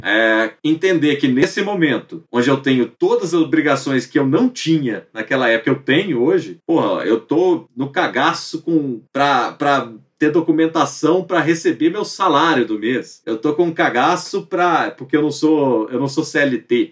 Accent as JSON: {"language": "Portuguese", "town": "Pará de Minas", "region": "Minas Gerais", "country": "Brazil", "also_born_or_lived": "Belo Horizonte", "moved": "as an adult"}